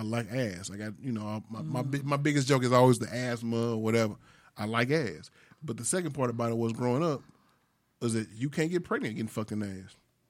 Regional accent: Sacramento, California, United States; About 10 or 11 doing it with a young lady that I knew from Sacramento when I grew up in Sacramento.

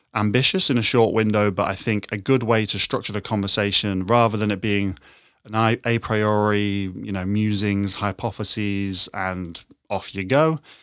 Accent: Horncastle, East Midlands, United Kingdom; moved away as an adult; now in London, United Kingdom; I grew up in the East Midlands, in a small town called Horncastle

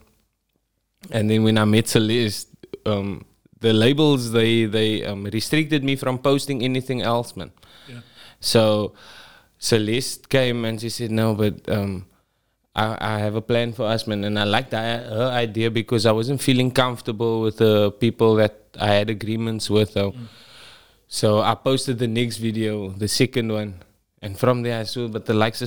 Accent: Cape Town, Western Cape, South Africa; I'm from Parkwood, aka KroBars.

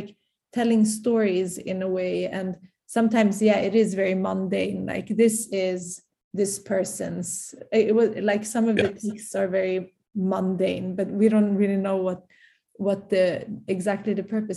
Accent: Sweden; we studied them here in Sweden from a very young age

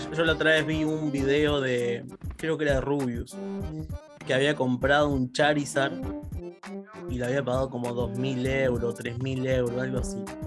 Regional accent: Rosario, Santa Fe, Argentina; moved away; yo vengo de Rosario

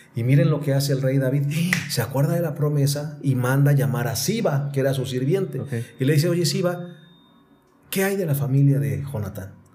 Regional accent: Mexico City, Mexico; yo soy de la Ciudad de México

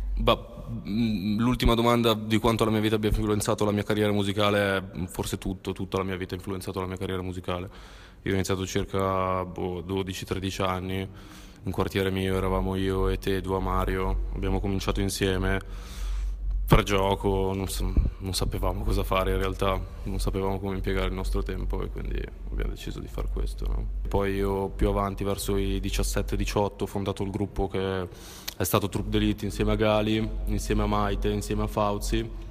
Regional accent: Milan, Lombardy, Italy; vengo da Milano

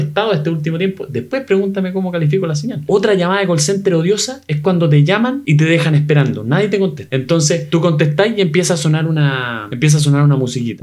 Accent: Chile; soy chileno, vivo en el tercer mundo

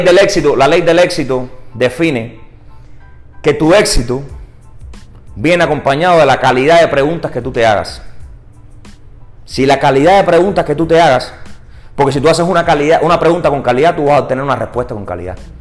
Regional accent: Cuba; also born or lived in St. Petersburg, Florida; now in Tampa, United States; yo soy cubano

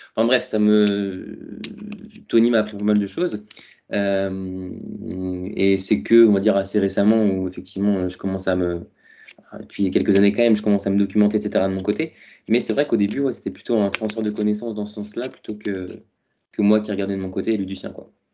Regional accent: Touraine, Centre-Val de Loire, France; moved away as an adult; also born or lived in Paris; je suis parti de la Touraine du coup pour faire, euh, faire mes études à Paris

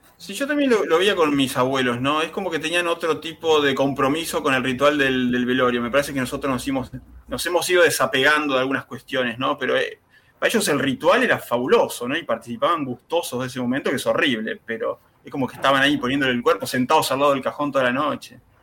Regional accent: Mar del Plata, Buenos Aires Province, Argentina; nosotros somos el Mar de Plata

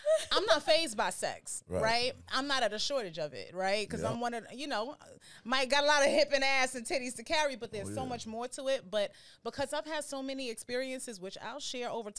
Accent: New York City, New York, United States; I'm from Harlem

